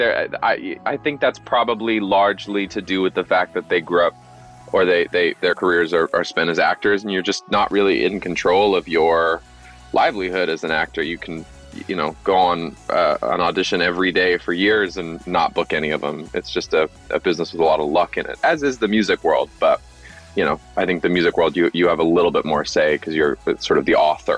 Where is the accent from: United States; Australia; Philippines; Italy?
United States; Los Angeles, California; Yeah, I was born here.